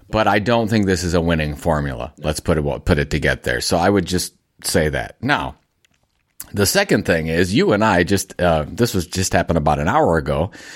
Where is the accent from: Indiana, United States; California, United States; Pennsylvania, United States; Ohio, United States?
Ohio, United States; Cleveland; Cleveland, Ohio, my hometown